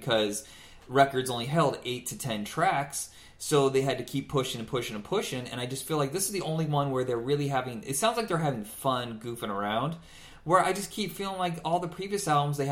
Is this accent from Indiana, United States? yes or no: yes; Indiana, United States; I grew up in Indiana, a small town